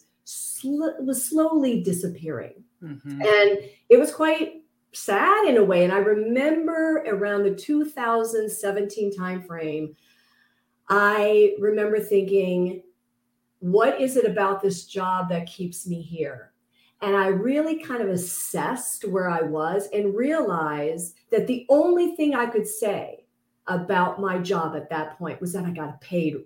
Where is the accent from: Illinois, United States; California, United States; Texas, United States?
California, United States; San Francisco Bay Area; also born or lived in Los Angeles; I actually grew up in the San Francisco Bay Area with a big old family out there